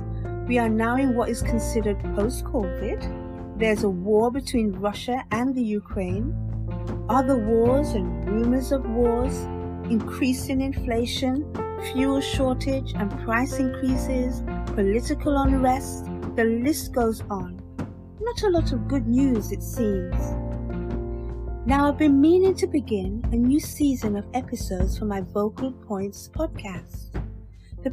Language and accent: English; United Kingdom; I was born here in the UK of Jamaican parentage.